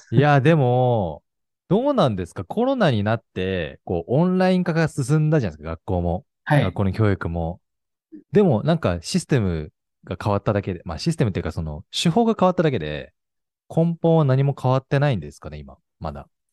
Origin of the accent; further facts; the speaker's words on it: Hokkaido, Japan; 北海道ずっといるんで